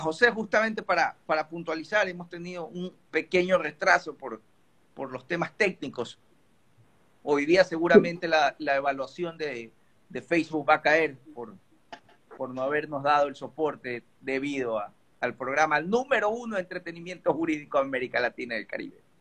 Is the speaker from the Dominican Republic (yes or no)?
no; Ecuador; todos somos de Ecuador aquí, hechos en Ecuador